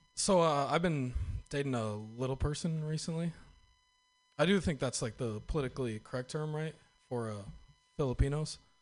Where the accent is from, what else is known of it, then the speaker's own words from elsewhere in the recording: Northern California, United States; I'm from Northern California